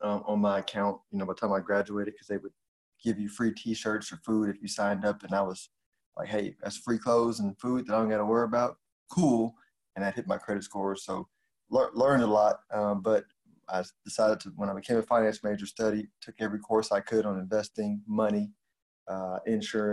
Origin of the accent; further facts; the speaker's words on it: Houston, Texas, United States; I grew up in Houston